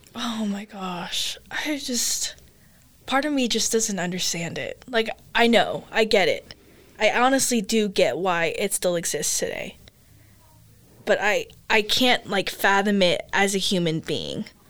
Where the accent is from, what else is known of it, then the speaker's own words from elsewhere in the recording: United States; first language English; also born or lived in Philippines; I am Asian American because I grew up here. Like I grew up in the American culture.